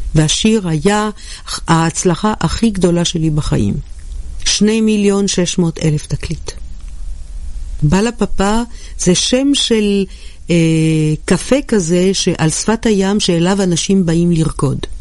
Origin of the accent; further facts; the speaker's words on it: Jerusalem, Jerusalem District, Israel; ירושלים זאת העיר שבה נולדתי